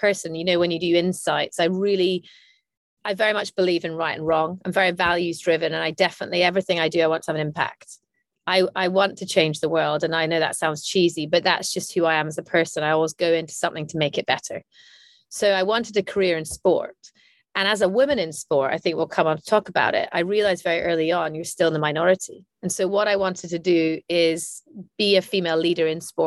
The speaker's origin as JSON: {"language": "English", "town": "Aberdeen", "region": "Scotland", "country": "United Kingdom", "tie": "born or raised there", "said": "I'm Scottish from Aberdeen, and sport was part of growing up"}